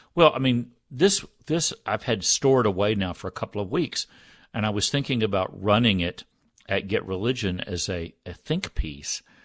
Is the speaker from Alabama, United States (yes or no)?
no; Texas, United States; growing up in Texas